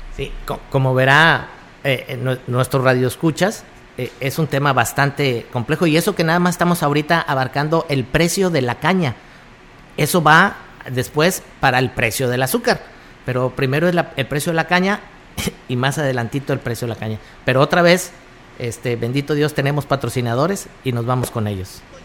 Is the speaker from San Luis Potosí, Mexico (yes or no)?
yes; Plan de San Luis, San Luis Potosí, Mexico; yo vengo de ahí de Plan de San Luis